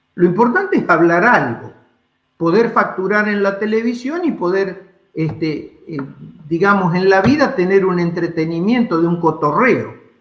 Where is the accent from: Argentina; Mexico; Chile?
Argentina; los argentinos, como argentinos, como latinoamericanos que somos